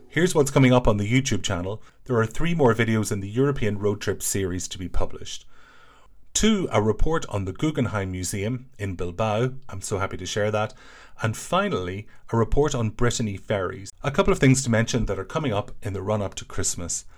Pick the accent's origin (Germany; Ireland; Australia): Ireland; I'm an Irish person